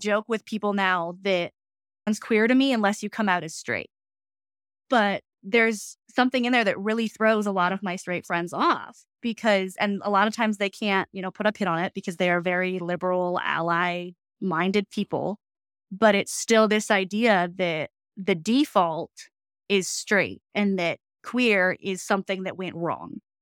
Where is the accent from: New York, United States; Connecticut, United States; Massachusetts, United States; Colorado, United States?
Colorado, United States; right outside of downtown Denver; now in Fort Collins, United States; I grew up in Colorado, right outside of downtown Denver.